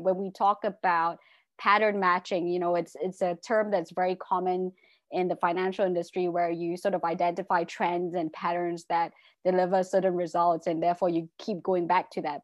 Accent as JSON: {"language": "English", "country": "Malaysia", "also_born_or_lived": "England", "said": "I'm originally from Malaysia and went to, uh, law school in England, came back to Malaysia"}